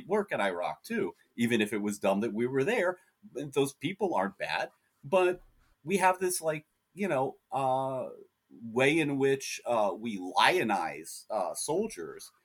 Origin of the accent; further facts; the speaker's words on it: United States; I'm an American, so I live in an openly fascist country at this point